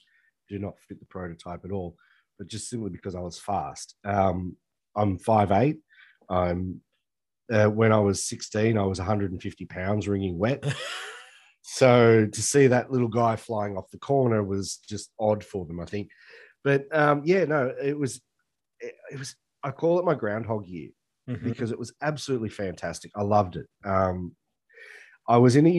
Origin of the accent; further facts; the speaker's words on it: Australia; I'm an Aussie.